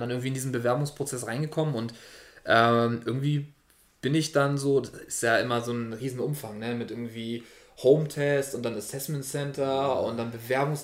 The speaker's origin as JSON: {"language": "German", "region": "Hamburg", "country": "Germany", "tie": "born or raised there", "said": "Ich bin zwar nicht direkt in Hamburg geboren, sondern knapp daneben, aber habe dann schon meine Kindheit in, in Hamburg verbracht"}